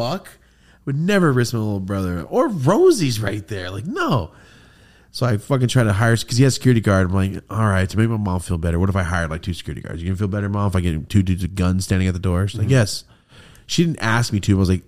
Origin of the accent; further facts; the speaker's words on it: Merced, California, United States; moved away; I had my first meet and greet, my hometown meet and greet ever in Merced.